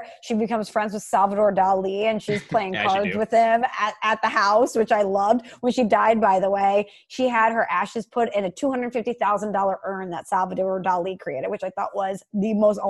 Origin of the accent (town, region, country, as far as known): St. Louis, Missouri, United States; born or raised there